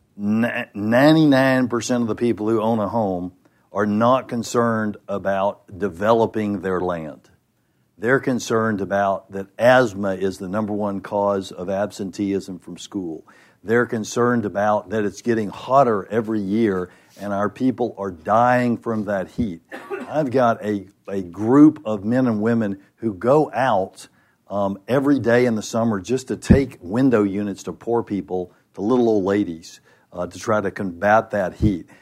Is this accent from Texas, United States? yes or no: yes; Dallas, Texas, United States; I'm from Dallas